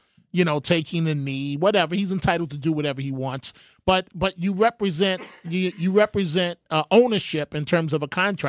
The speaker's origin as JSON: {"language": "English", "town": "New York City", "region": "New York", "country": "United States", "tie": "born or raised there", "said": "growing up in New York City, I was a Yankees guy."}